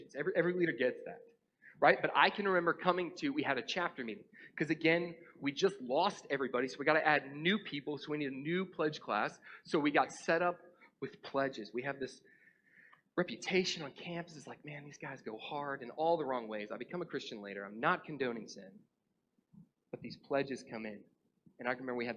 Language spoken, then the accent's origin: English; North Georgia, United States; also born or lived in Atlanta, Georgia; I grew up in North Georgia.